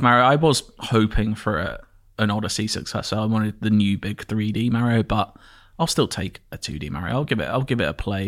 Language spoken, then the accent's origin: English; Enfield, London, United Kingdom; also born or lived in Edmonton, London; my hometown, mm-hmm. Enfield in North London